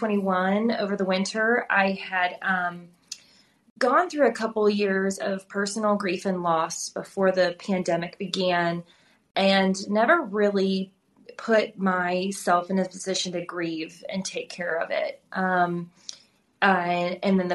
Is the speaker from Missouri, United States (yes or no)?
yes; St. Louis, Missouri, United States; moved away as an adult; also born or lived in Plano, Texas; now in Texas, United States; Growing up in St. Louis, I grew up in a very diverse part of the city